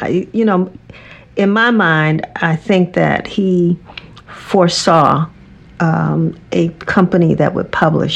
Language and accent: English; Washington, District of Columbia, United States; growing up in Washington, D.C.